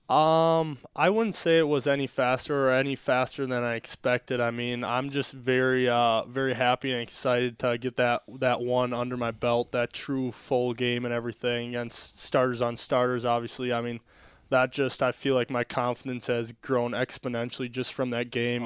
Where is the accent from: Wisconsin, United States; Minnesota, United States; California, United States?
Wisconsin, United States; now in Florida, United States; growing up in Wisconsin, I grew up hunting and fishing a lot